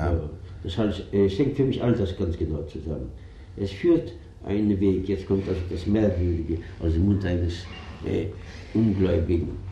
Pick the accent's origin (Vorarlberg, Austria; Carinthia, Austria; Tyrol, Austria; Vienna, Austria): Vienna, Austria; moved away; also born or lived in Zabolotiv, Ukraine; wir Juden waren Österreicher